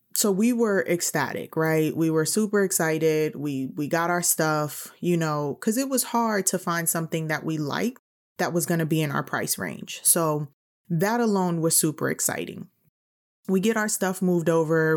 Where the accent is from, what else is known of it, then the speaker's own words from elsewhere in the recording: New York City, New York, United States; moved away as an adult; I'm from New York City